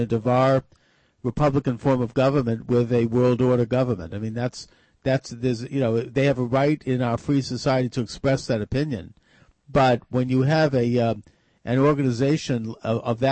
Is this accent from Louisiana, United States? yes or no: no; Massachusetts, United States; Massachusetts, my home state